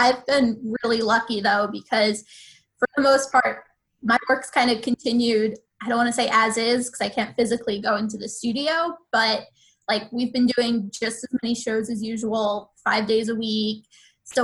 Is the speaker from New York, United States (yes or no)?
yes; Long Island, New York, United States; moved away as an adult; now in Washington, D.C., United States; I'm from Long Island, kind of wanted to go a little bit farther away for college.